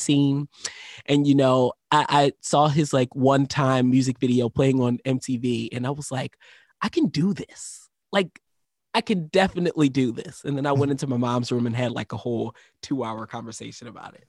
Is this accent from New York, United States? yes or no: no; Philadelphia, Pennsylvania, United States; moved away; I was born in Philadelphia, Pennsylvania